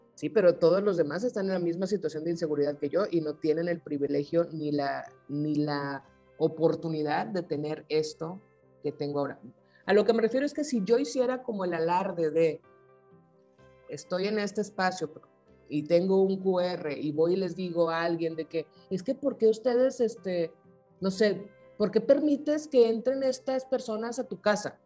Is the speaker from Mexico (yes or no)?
yes; Sinaloa, Mexico; Yo soy de Sinaloa